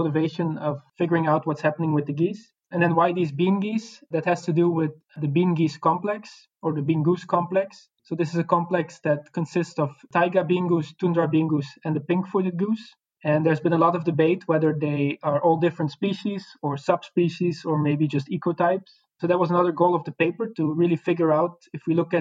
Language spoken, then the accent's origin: English; Belgium; moved away as an adult; now in Netherlands; I'm a researcher from Belgium, but at the moment I'm working in the Netherlands